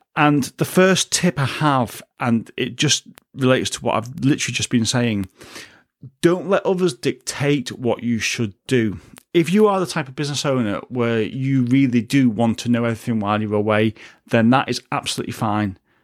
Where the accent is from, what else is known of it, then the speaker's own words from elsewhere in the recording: United Kingdom; a British citizen